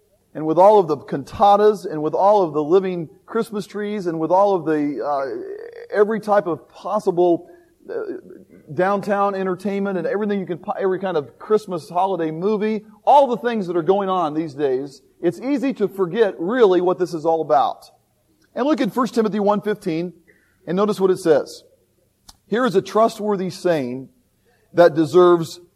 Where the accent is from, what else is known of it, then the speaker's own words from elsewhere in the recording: Indianapolis, Indiana, United States; I always tell people I'm from Indianapolis, Indiana